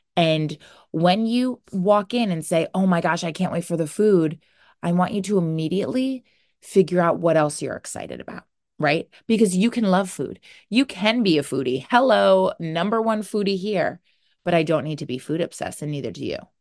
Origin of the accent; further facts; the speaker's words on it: New Jersey, United States; I am from New Jersey.